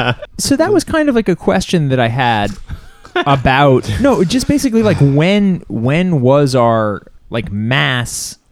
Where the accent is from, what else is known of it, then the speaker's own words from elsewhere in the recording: Canada; I know I'm Canadian